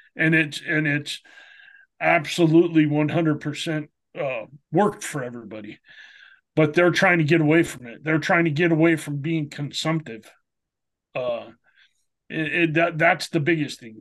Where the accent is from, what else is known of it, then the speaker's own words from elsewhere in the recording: Minnesota, United States; moved away; me growing up in Minnesota